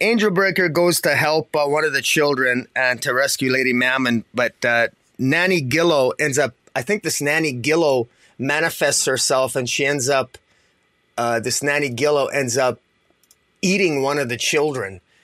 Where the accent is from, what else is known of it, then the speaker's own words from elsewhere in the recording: Canada; I'm Canadian